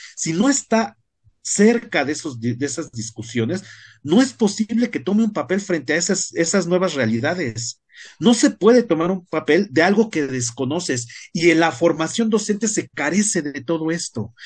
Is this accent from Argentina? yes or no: no; Mexico; nuestra sociedad como mexicanos